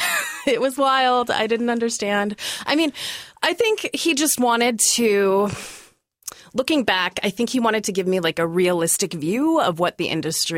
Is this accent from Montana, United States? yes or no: yes; Missoula, Montana, United States; now in Portland, United States; I started out in my hometown in Missoula, Montana, with Missoula Children's Theater.